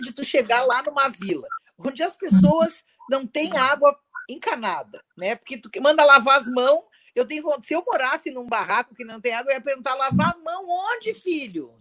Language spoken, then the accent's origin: Portuguese; Rio Grande do Sul, Brazil; accent: gaúcho; Eu já saí daqui do Rio Grande do Sul, todo mundo já sabe que eu sou gaúcha pelo meu sotaque